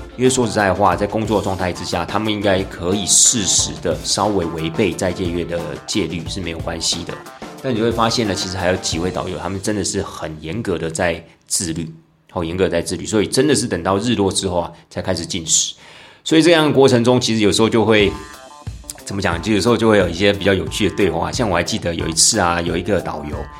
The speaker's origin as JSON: {"language": "Chinese", "country": "Taiwan", "said": "我们台湾人在过年的时候"}